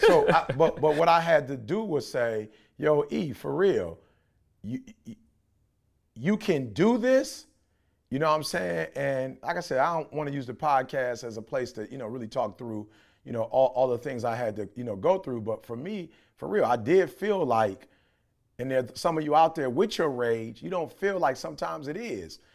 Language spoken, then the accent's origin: English; Detroit, Michigan, United States; I grew up in Detroit